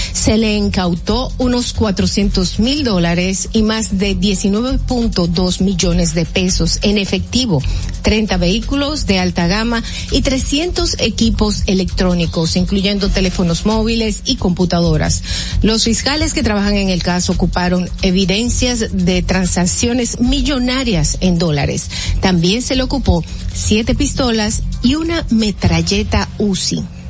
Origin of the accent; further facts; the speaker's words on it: Dominican Republic; nosotros como dominicanos